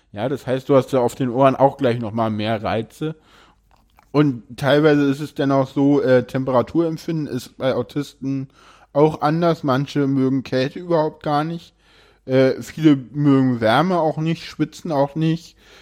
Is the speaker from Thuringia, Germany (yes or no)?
no; Berlin, Germany; ich komme aus Berlin